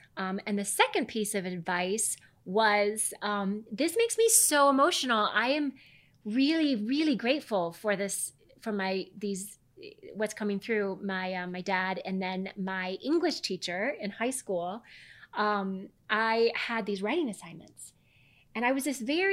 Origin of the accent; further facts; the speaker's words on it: Midwest, United States; I grew up in the Midwest.